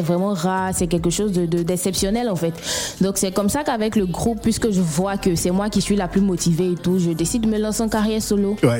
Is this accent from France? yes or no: no; Bouaké, Vallée du Bandama, Côte d’Ivoire; je viens de Boaké